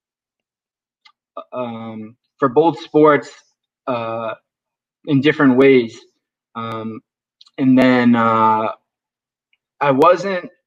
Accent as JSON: {"language": "English", "region": "Northeast", "country": "United States", "tie": "born or raised there", "said": "up here in the Northeast, or at least when I grew up, it was"}